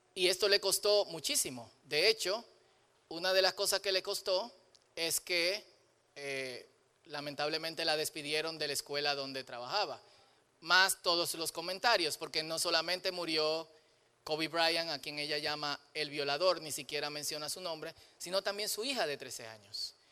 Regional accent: Dominican Republic; soy dominicano, soy dominicano.

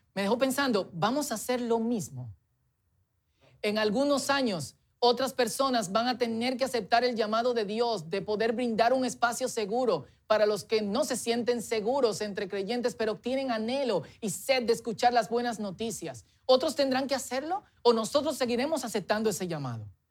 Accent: Dominican Republic; Es nuestra tendencia, especialmente como dominicanos, mientras crecemos, formalizarnos y tradicionalizarnos

